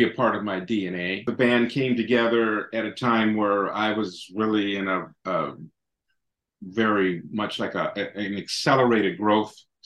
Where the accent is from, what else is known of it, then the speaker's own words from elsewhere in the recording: San Francisco, California, United States; born and raised in San Francisco